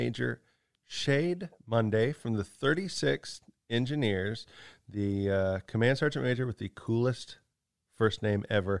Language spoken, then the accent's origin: English; Kansas, United States; now in Texas, United States; I come from Kansas, which is a lot of farmers, right?